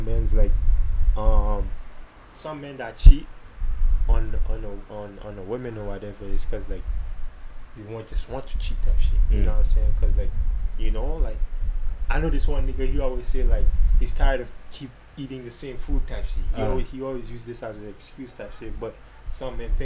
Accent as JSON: {"language": "English", "country": "St. Martin", "second_language": "English", "moved": "as an adult", "lives_now": "Canada", "said": "I'm originally from St. Martin"}